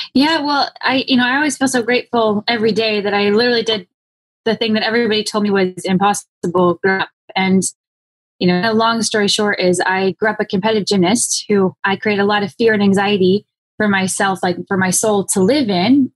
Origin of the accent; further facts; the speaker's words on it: Phoenix, Arizona, United States; I grew up in Phoenix, Arizona.